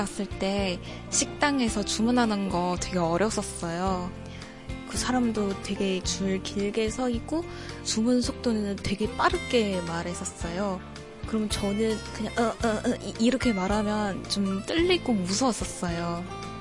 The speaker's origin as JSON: {"language": "Korean", "country": "China", "second_language": "Korean", "moved": "yes", "lives_now": "South Korea", "said": "저는 중국에서 온"}